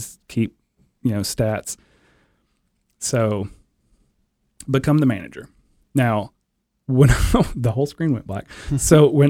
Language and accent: English; Portland, Tennessee, United States; growing up in Portland, Tennessee, the strawberry capital of the world.